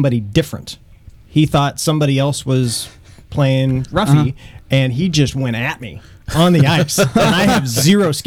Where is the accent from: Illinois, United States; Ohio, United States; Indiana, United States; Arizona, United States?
Illinois, United States; Springfield; moved away as an adult; also born or lived in Cape Girardeau, Missouri; now in Wentzville, United States; I am from Central Illinois. Grew up just outside of Springfield